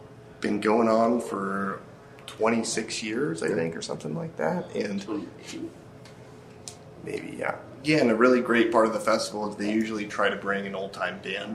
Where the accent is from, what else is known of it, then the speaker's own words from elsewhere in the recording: Nebraska, United States; also born or lived in Maine; now in Durango, United States; I'm originally from Nebraska.